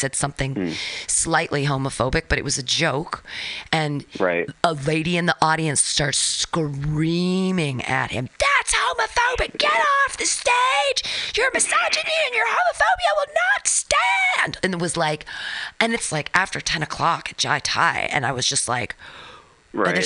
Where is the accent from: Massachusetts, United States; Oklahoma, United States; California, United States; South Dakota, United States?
California, United States; now in Seattle, United States; I'm from California.